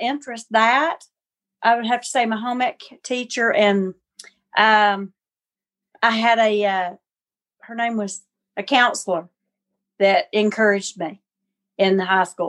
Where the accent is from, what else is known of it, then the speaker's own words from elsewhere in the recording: Gadsden, Alabama, United States; now in Newnan, United States; originally Gadsden, Alabama